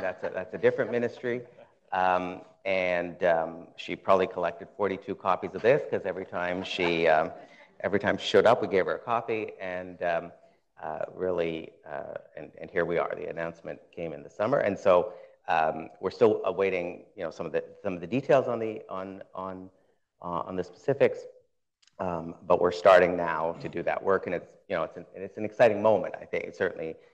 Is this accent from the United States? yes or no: no; Ottawa, Ontario, Canada; I grew up in Ottawa